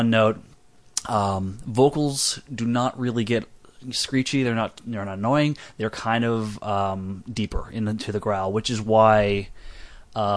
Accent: Texas, United States; I'm from Texas.

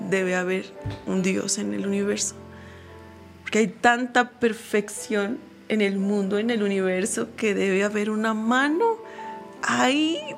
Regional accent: Mexico; Porque si soy mujer, pero también soy mexicana y yo quiero abrirle paso no solo a las mujeres, sino a los mexicanos que vienen detrás de mí.

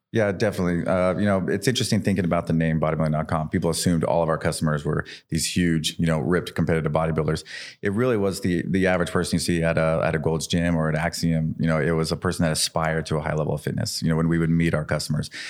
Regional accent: Idaho, United States; I'm this kid from Idaho.

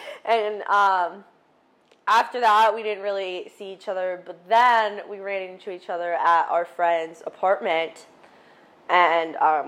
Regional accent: Delaware, United States; born there; now in Tampa, United States; I was born in Delaware, but I've lived all over.

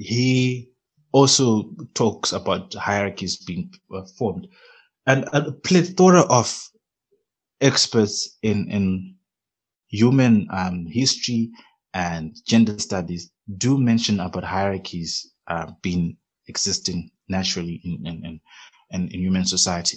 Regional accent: Zimbabwe; now in Namibia; growing up in Zimbabwe and coming here to Namibia

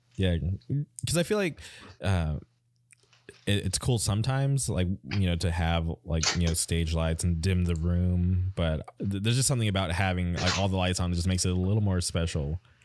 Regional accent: California, United States; born or raised there

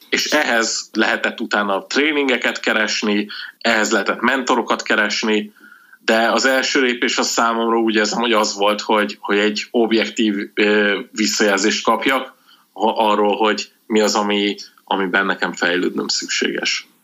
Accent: Budapest, Hungary; én Budapesten éltem egész életemben

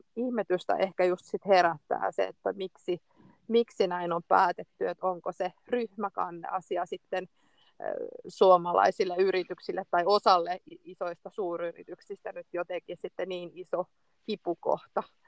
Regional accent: Finland; olen, olen Suomesta

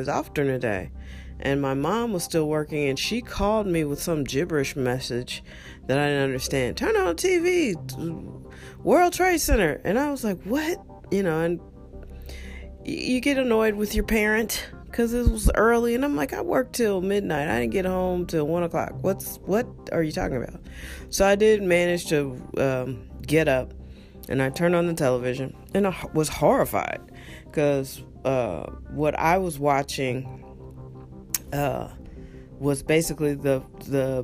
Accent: United States; we're American

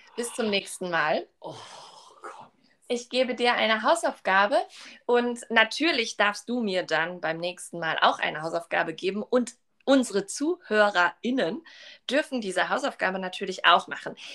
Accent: Duisburg, North Rhine-Westphalia, Germany; ich komme ja aus Duisburg

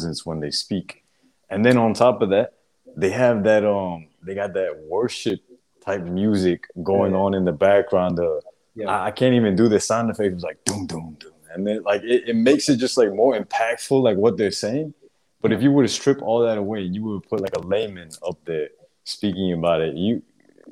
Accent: United States; I'm American

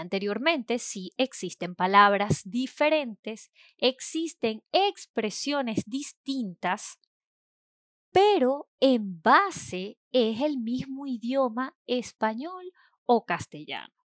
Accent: Venezuela; En Venezuela, por ejemplo, país donde yo nací y estudié

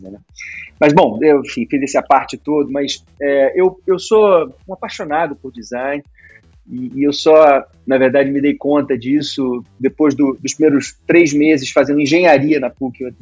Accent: Petrópolis, Rio de Janeiro, Brazil; eu sou petropolitano, né? Eu sou, nasci em Petrópolis, minha família veio da Itália e chegou em Petrópolis em 1887, fundou a primeira fábrica de imóveis do Brasil lá.

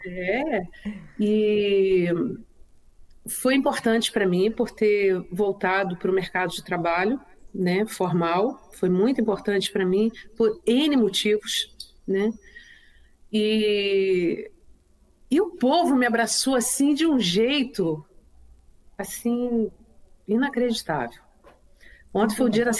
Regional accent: Niterói, Rio de Janeiro, Brazil; also born or lived in Nova Friburgo, Brazil; now in Florianópolis, Brazil; eu não sou de Friburgo, sou de Niterói

